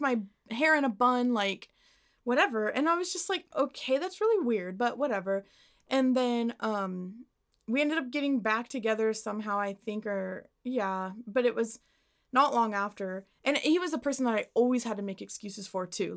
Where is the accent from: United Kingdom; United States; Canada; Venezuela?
United States; Arlington; I got to my hometown